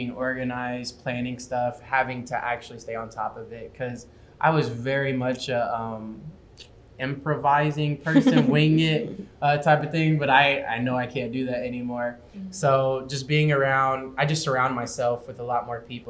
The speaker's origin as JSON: {"language": "English", "town": "Kansas City", "region": "Missouri", "country": "United States", "said": "I'm a fourth year here at Rockhurst, and I'm from Kansas City"}